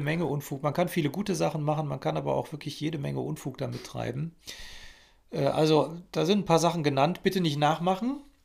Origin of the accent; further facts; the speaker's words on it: Germany; bei uns in Deutschland